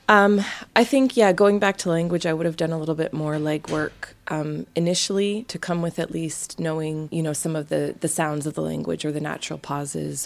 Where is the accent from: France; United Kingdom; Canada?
Canada; moved away as an adult; being from a big country like Canada is my family's so spread out